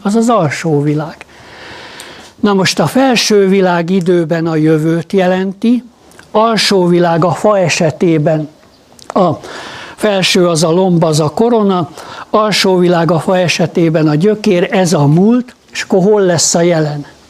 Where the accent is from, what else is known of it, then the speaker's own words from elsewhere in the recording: Hungary; magyarok vagyunk.